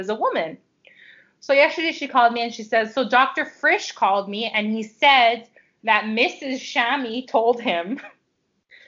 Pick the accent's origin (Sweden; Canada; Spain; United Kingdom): Canada; I grew up in Canada and so did my parents, but my grandparents' Greek influence is very much still a part of our lives.